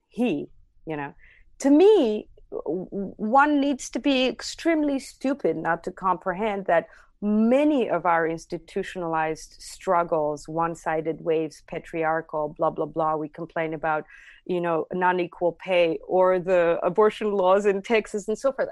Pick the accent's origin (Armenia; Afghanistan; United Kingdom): Armenia; Armavir, Armavir Province; English is a second language; moved away; growing up in Armenia, uh, it's a very patriarchal society